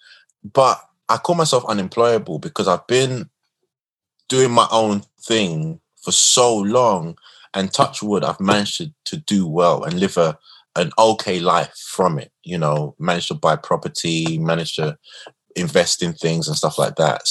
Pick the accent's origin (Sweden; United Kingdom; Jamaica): United Kingdom; London; Where I'm from Tottenham. I grew up in the worst of times, the Border Farm riots